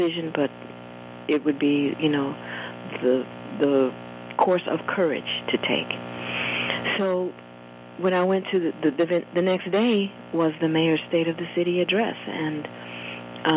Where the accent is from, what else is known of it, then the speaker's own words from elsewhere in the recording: United States; as an American